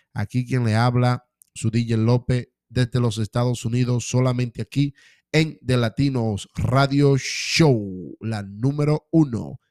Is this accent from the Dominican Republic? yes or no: yes; Dominican Republic; mi gente de República Dominicana